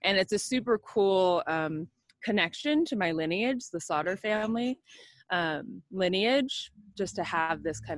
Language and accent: English; Covina, California, United States; I grew up in San Gabriel Valley in Covina.